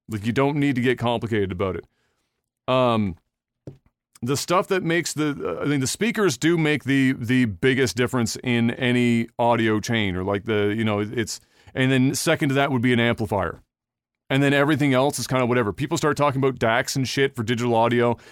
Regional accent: Canada

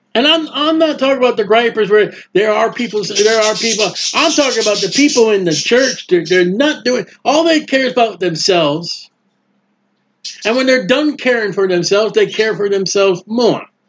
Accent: New England, United States; now in Florida, United States; I'm down here in Florida. I'm from New England.

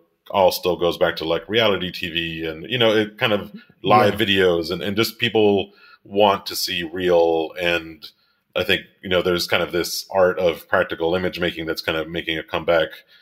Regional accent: Miami, Florida, United States; moved away as an adult; also born or lived in Rochester; I grew up in Miami and I'm Cuban

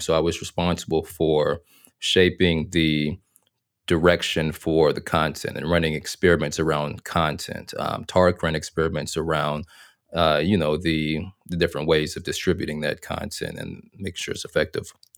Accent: Little Rock, Arkansas, United States; moved away as an adult; also born or lived in North Carolina; I'm from Arkansas, born and raised in Little Rock, Arkansas

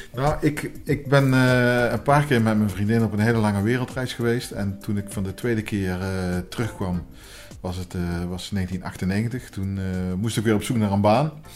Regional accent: Helmond, North Brabant, Netherlands; In uh, Helmond. Een geboren en getogen

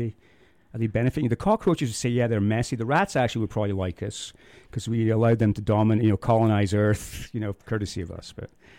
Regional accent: Scotland, United Kingdom; now in Moab, United States; I'm a Scotsman.

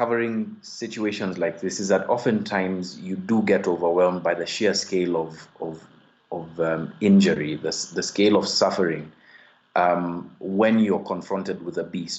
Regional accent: Kenya; I'm a Kenyan investigative journalist

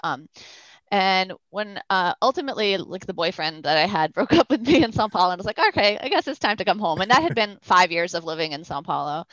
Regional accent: Newton, Massachusetts, United States; also born or lived in Brazil; I grew up in Boston

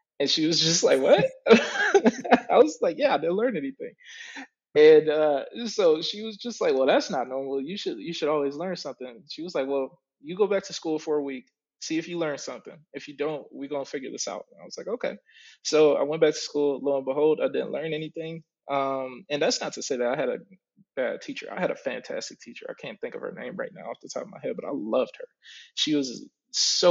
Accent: Oak Park, Michigan, United States; also born or lived in Detroit, Michigan; I grew up right outside of it, but I was born and raised up until I was about five in Detroit. And after that, I moved to Oak Park

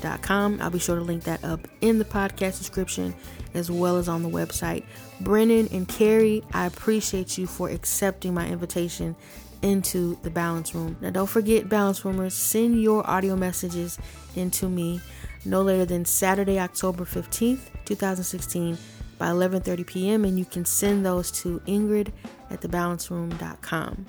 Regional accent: Ohio, United States; I'm from Ohio. This is home. I love Ohio.

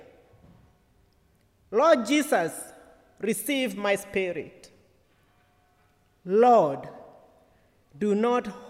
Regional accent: Kenya; as a Kenyan and one who is ordained to preach the word of God

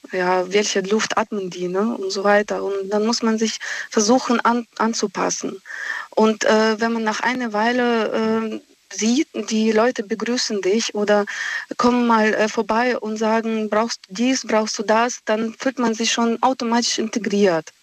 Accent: Russia; now in Germany; ich komme aus Russland. Mhm. Aus Russland selbst

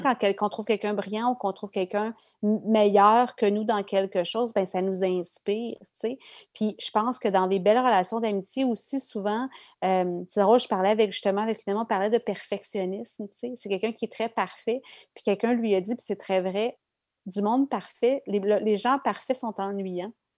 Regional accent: Quebec, Canada; moved away as an adult; j'ai quitté le Québec

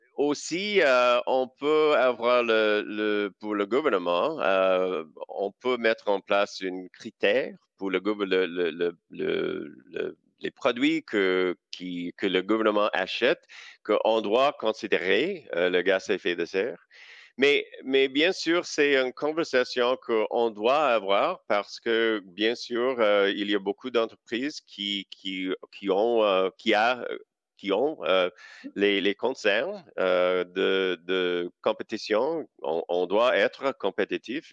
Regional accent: Saskatchewan, Canada; French is a second language; j'ai grandi en Saskatchewan

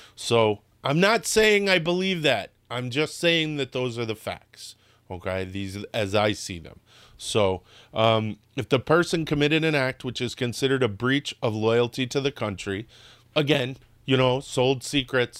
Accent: New Britain, Connecticut, United States; moved away; I grew up in New Britain, Connecticut. New Britain, Connecticut was not a nice place.

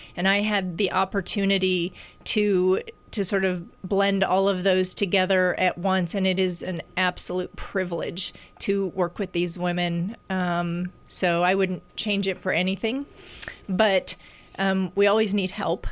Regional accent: Des Moines, Iowa, United States; moved away; when I came back to Iowa, which I'm from Des Moines

